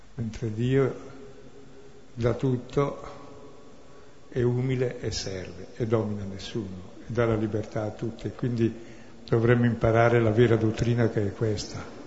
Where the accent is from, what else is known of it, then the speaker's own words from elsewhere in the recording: Brescia, Lombardy, Italy; sono bresciano